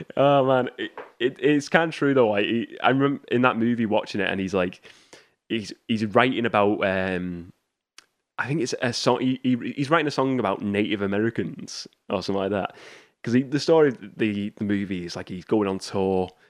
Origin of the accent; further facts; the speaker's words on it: United Kingdom; my hometown got rid of, um, W H Smith's. So they don't have an, here in the U K